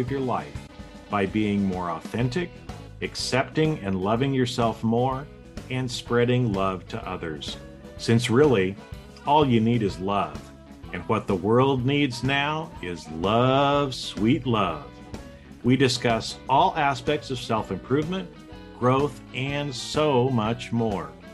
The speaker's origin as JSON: {"language": "English", "town": "Boise", "region": "Idaho", "country": "United States", "tie": "born or raised there", "said": "I grew up in the in the Boise, Idaho area."}